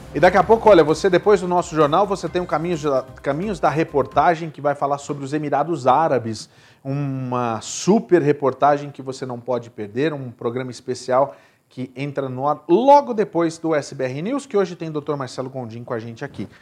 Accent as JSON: {"language": "Portuguese", "region": "Rio de Janeiro", "country": "Brazil", "said": "eu sou carioca"}